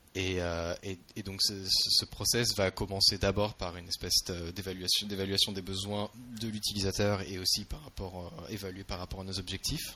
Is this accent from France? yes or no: yes; France; moved away as an adult; also born or lived in Marseille, France; now in San Francisco, United States; Je viens de France initialement. J'étais à, j'étais à Marseille avant de, venir, euh, de venir travailler pour Google.